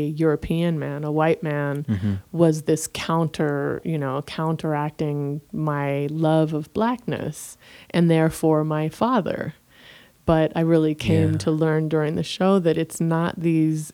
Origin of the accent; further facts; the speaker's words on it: Jamaica; moved away; also born or lived in University of Michigan; I'm Jamaican